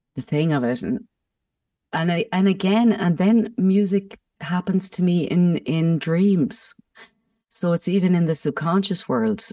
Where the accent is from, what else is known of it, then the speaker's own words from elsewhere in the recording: Mullingar, Leinster, Ireland; moved away as an adult; now in Germany; I'm from Meath as well, Mullingar